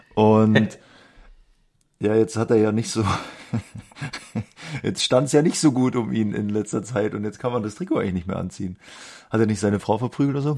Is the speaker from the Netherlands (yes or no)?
no; Munich, Bavaria, Germany; Als Münchner